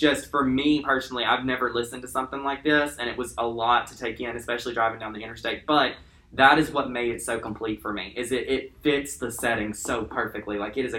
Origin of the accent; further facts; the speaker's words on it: Detroit, Michigan, United States; from my hometown, Detroit, it's mostly interstate and back roads.